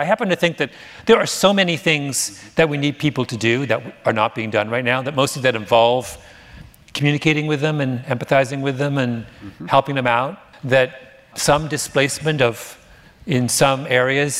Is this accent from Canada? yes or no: yes; Canada; moved away; I'm Canadian